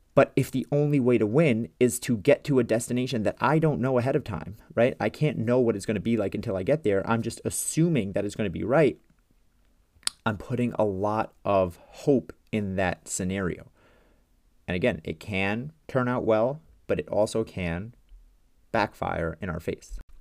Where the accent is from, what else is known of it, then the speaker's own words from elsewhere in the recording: New York, United States; I'm from New York